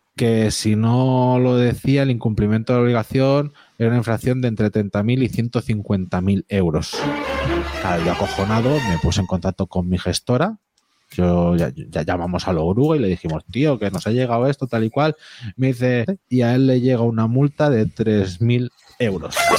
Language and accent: Spanish; Catalonia, Spain; Soy catalán